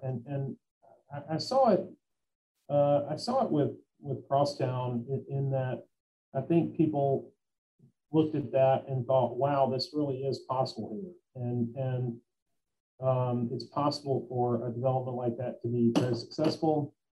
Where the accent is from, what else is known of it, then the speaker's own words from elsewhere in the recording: Memphis, Tennessee, United States; also born or lived in Bristol, Tennessee; I've lived here most of my life. Um, I've lived here since 1979, so uh, that's, most of my life